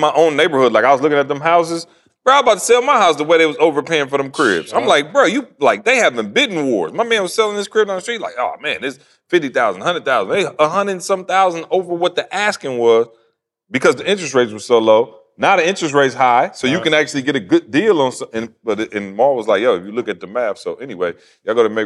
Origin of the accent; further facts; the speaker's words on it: Lansing, Michigan, United States; now in Georgia, United States; I'm from Lansing